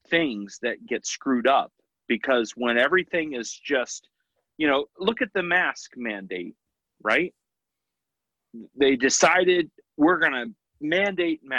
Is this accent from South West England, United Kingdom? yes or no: no; Scotland, United Kingdom; I've got Celtic, you know, I'm Scottish.